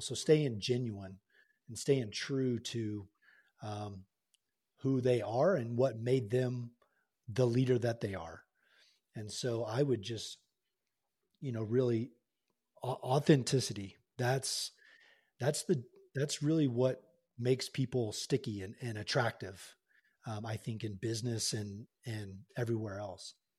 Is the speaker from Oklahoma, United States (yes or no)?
yes; Tulsa, Oklahoma, United States; moved away as an adult; I was born and raised in Tulsa, Oklahoma